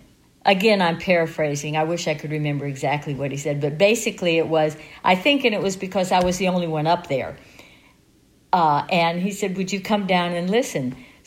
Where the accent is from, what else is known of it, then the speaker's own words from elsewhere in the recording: Southern Illinois, United States; moved away; also born or lived in New York / Nashville; because I was raised in Southern Illinois and I listened to blues and country